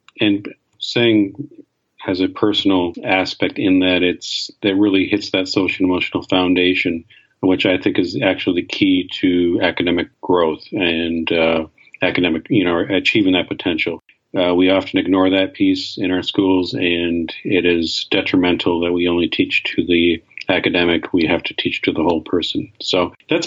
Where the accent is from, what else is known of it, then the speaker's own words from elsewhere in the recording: Canada; I grew up in Canada